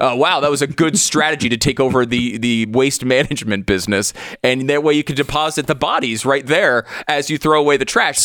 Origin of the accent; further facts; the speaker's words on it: United States; as an American